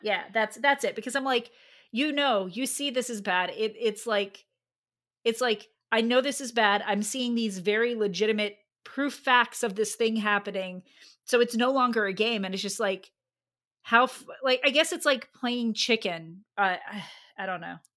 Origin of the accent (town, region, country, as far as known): United States